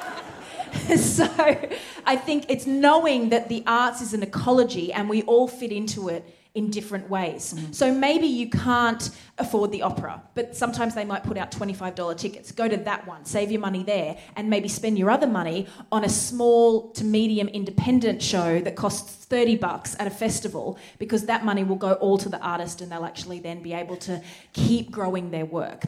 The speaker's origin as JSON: {"language": "English", "region": "Queensland", "country": "Australia", "tie": "born or raised there", "said": "this was my state, this is my home state, this is culture that I should know about"}